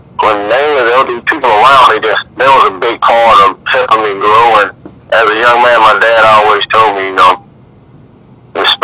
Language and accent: English; Columbus, Mississippi, United States; I'm born and raised in Columbus, Mississippi